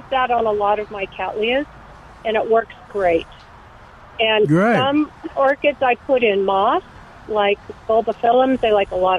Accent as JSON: {"language": "English", "town": "San Diego", "region": "California", "country": "United States", "moved": "yes", "lives_now": "San Antonio, United States", "said": "I'm from San Diego"}